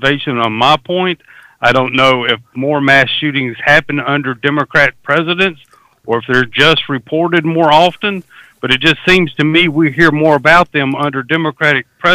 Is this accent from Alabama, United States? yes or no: yes; South Alabama, United States; I grew up in South Alabama